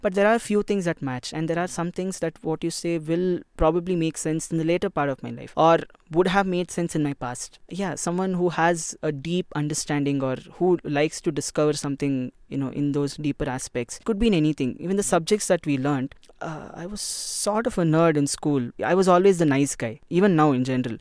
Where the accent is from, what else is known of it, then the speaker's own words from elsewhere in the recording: India; I'm an Indian and I've born, brought up here